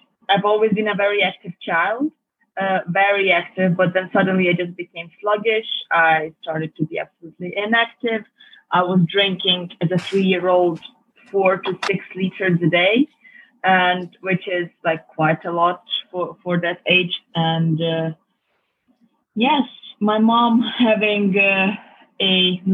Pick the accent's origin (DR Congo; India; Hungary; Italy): Hungary; Budapest; now in London, United Kingdom; I was born and raised in Budapest, Hungary